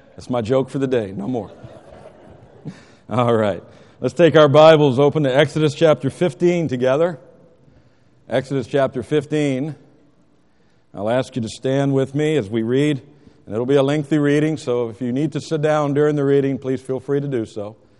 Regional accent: United States; as Americans

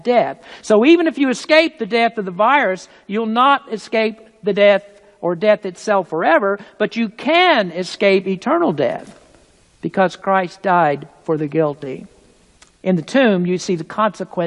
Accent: United States; being American

